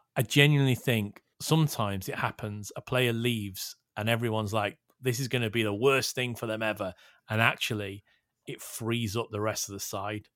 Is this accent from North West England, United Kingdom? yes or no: yes; Liverpool, North West England, United Kingdom; I am born and bred in Liverpool.